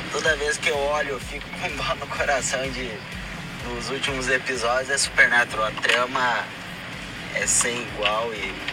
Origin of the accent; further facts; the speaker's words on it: Santa Maria, Rio Grande do Sul, Brazil; now in Santa Catarina, Brazil; Sou lá do Rio Grande do Sul, lá de Santa Maria. E aqui em Santa Catarina trabalhando